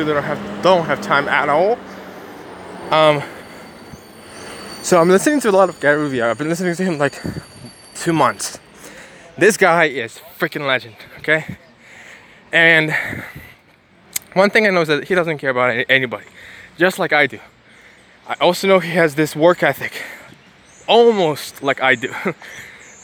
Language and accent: English; Ukraine; I'm an Asian guy, even though I'm from Ukraine